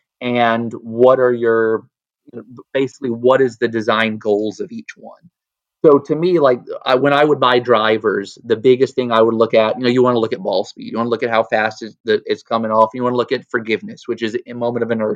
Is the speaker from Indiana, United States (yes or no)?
no; Atlanta, Georgia, United States; also born or lived in Nashville, Tennessee; I grew up in Atlanta, Georgia